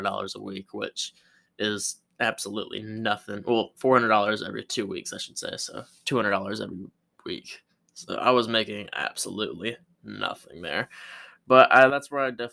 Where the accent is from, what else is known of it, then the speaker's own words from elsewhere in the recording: Pensacola, Florida, United States; I was born in Pensacola, Florida, by two loving parents